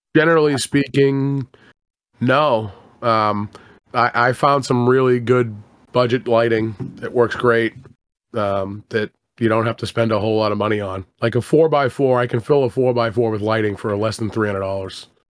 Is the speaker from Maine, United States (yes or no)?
no; Boston, Massachusetts, United States; I'm from Boston